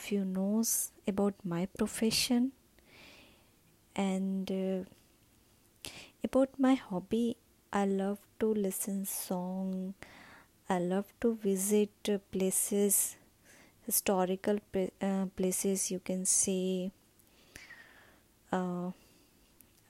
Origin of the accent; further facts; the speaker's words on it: India; I'm from India